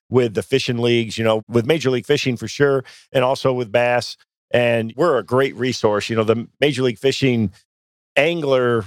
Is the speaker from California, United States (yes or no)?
no; Michigan, United States; I grew up in Michigan